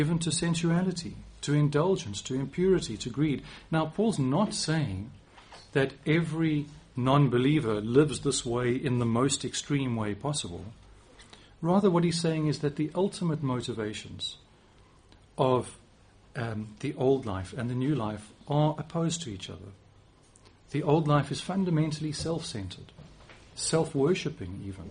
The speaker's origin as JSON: {"language": "English", "country": "South Africa", "moved": "as an adult", "lives_now": "England, United Kingdom", "said": "my accent probably won't change. I'm too old for that, at least not much. But I can choose, and I do choose, to use some different words here in England than I would use in South Africa"}